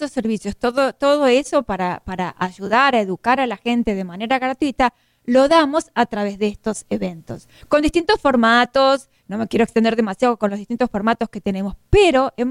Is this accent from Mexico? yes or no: no; Argentina; now in United States; Porque yo soy argentina, tú, tú eres mexicano, pero acá somos hispanos.